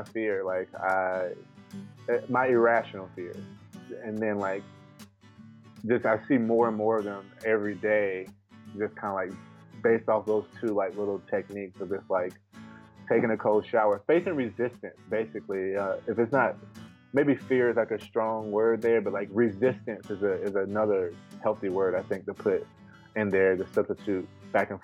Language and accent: English; North Carolina, United States; I grew up in the South, North Carolina